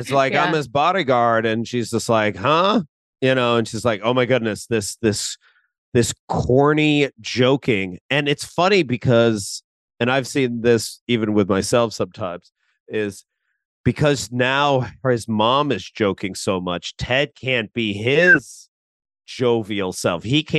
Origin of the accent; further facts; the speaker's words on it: Philippines; you know, I'm Filipino and I watch a lot of like TikToks from like Filipino comedians.